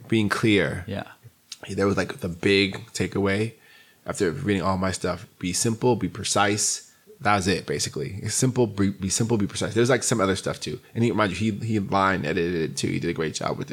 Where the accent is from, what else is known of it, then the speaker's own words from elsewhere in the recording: New York City, New York, United States; I grew up in Queens, New York